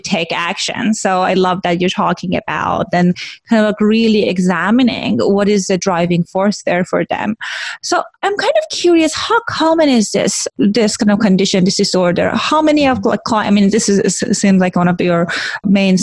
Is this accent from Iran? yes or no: yes; Iran; moved away; they know that I'm Iranian and I grew up in Iran